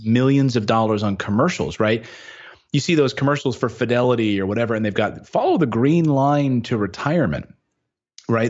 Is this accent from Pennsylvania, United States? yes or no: yes; Philadelphia, Pennsylvania, United States; moved away as an adult; move to Philadelphia, back home, my hometown